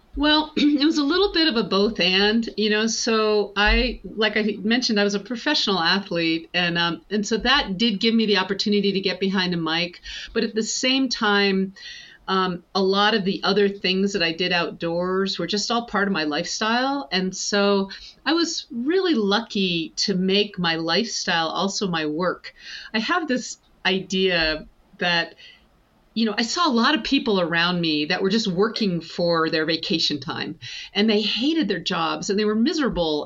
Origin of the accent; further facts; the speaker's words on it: the Adirondacks, upstate New York, United States; I grew up in the Adirondacks and uh, in upstate New York